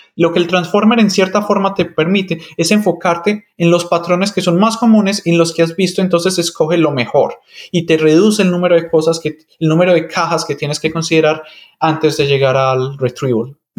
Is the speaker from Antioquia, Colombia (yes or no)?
yes; Medellín, Antioquia, Colombia; first language Spanish; moved away as an adult; also born or lived in Michigan, United States; yo nací y me crecí en Medellín, Colombia.